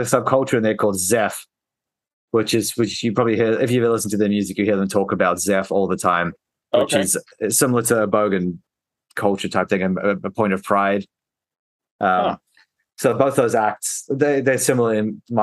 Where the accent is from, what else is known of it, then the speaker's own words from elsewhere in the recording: South Africa; moved away; I was born in South Africa